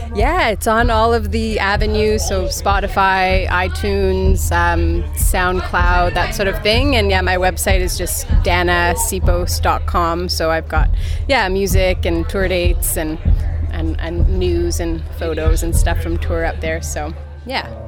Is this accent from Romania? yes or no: no; Hamilton, Ontario, Canada; also born or lived in Guelph; now in Toronto, Canada; Hamilton is my hometown.